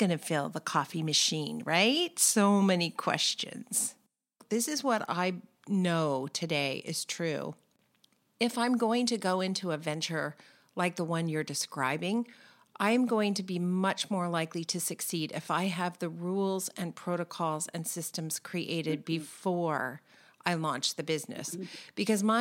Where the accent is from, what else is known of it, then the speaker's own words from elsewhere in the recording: California, United States; We're both from California